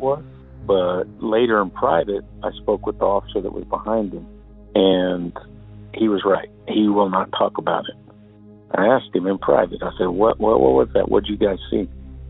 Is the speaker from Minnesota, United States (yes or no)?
no; Odessa, Texas, United States; I'm originally from West Texas, Odessa specifically